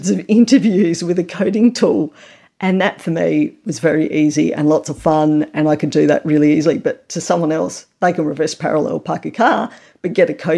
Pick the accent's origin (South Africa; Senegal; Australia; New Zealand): Australia; I am a mum, I am a researcher, I am Australian